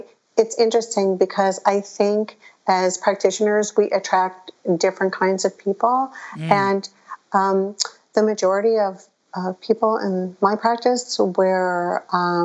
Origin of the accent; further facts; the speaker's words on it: Chicago, Illinois, United States; I was born in Chicago, a suburb of Chicago